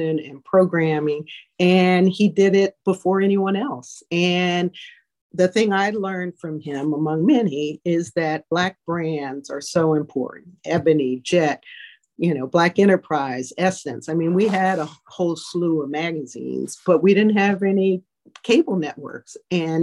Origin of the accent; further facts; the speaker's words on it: Greensboro, North Carolina, United States; moved away; also born or lived in Fort Jackson, South Carolina / Germany / Washington, D.C. / Compton, California; I grew up in Greensboro, North Carolina